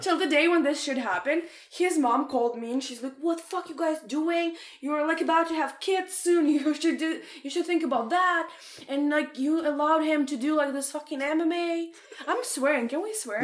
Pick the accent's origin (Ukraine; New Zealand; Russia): Ukraine; English is a second language; moved away as an adult; now in Canada; I'm in Ukraine. I'm in university. I'm like maybe like 17 years old